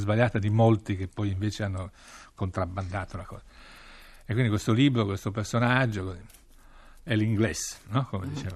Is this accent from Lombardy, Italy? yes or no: no; Piedmont, Italy; moved away as an adult; also born or lived in Rome / Washington / Moscow / Beijing; sono un piemontese nato fra eh, le colline e le vigne che producono Barbera